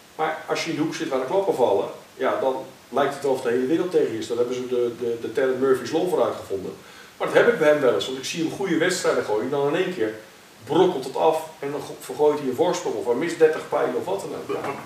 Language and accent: Dutch; Netherlands; Eh, ik kom uit Nederland. Hier is mijn basis